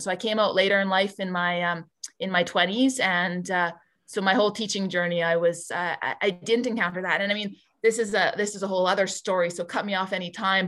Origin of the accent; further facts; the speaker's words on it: Barrhead, Alberta, Canada; moved away as an adult; now in Edmonton, Canada; I grew up in Barhead, born and raised, um, did all my K to twelve education there